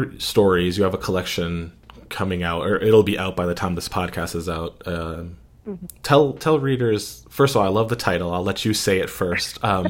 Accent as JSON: {"language": "English", "region": "Pennsylvania", "country": "United States"}